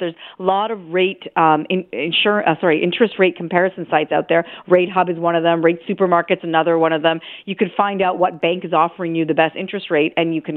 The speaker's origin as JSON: {"language": "English", "country": "Canada", "said": "being a Canadian"}